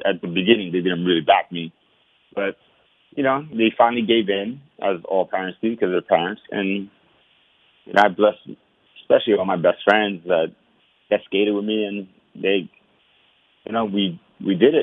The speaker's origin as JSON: {"language": "English", "town": "New York City", "region": "New York", "country": "United States", "tie": "born or raised there", "said": "growing up in Washington Heights was hard"}